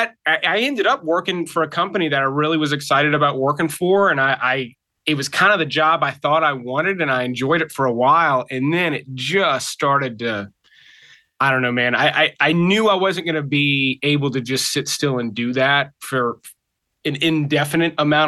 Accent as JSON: {"language": "English", "region": "South Mississippi", "country": "United States", "tie": "born or raised there", "moved": "as an adult", "lives_now": "Atlanta, United States", "said": "I'm originally from Mississippi"}